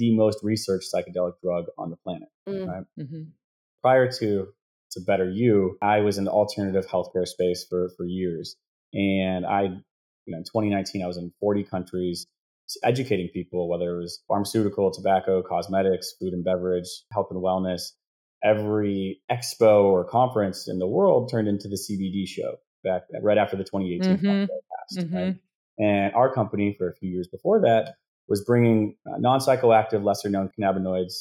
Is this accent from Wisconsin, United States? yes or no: yes; Wisconsin, United States; I grew up in Wisconsin